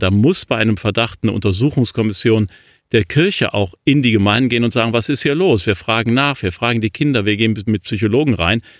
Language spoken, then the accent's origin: German; Cologne, North Rhine-Westphalia, Germany; Köln, ähm, meiner Heimatstadt